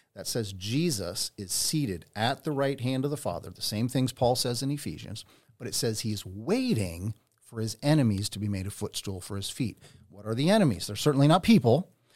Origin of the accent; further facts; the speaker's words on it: Pennsylvania, United States; now in Redding, United States; I grew up in Pennsylvania